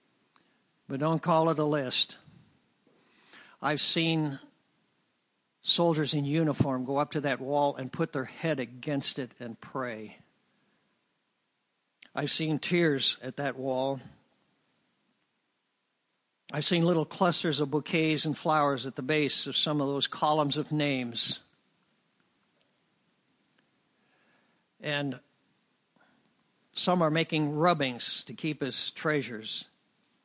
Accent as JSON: {"language": "English", "town": "Lincoln", "region": "Illinois", "country": "United States", "said": "I'm from Lincoln, Illinois"}